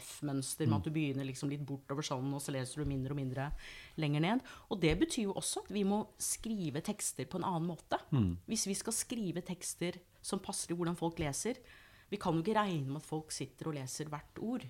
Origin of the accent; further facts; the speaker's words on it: United States; Norwegian is a second language; now in Norway; jeg er opprinnelig amerikaner